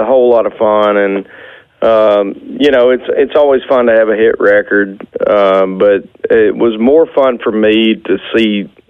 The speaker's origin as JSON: {"language": "English", "region": "Arkansas", "country": "United States", "also_born_or_lived": "Nashville, Tennessee", "said": "my wife and I moved from Nashville back to Arkansas"}